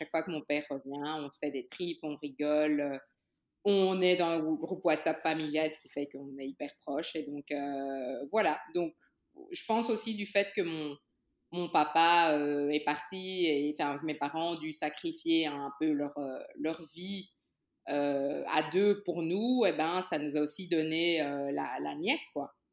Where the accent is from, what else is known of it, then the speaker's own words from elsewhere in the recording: Brussels, Belgium; also born or lived in Kinshasa, DR Congo; Ok, ben je suis née à Kinshasa euh, il y a très très longtemps, en 1982, hein. Et mon papa a une opportunité de, d'être expatrié en Belgique pour, pour son travail